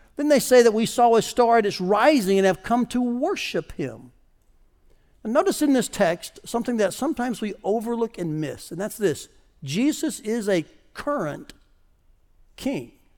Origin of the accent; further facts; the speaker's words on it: United States; As an American